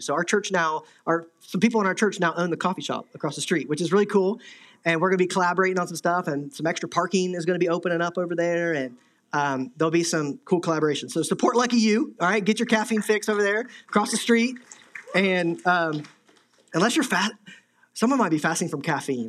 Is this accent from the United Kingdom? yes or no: no; Midwest, United States; moved away; I'm from the Midwest, I have friends back there